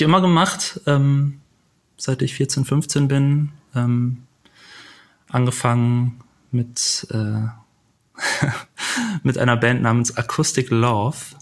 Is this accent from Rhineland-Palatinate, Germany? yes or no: no; Büren, North Rhine-Westphalia, Germany; moved away as an adult; also born or lived in Lüneburg; now in Hamburg, Germany; geboren in Büren